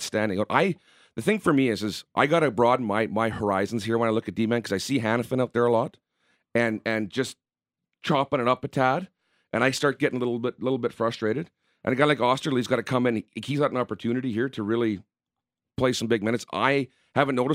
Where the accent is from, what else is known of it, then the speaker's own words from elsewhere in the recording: Manitoba, Canada; I'm from Manitoba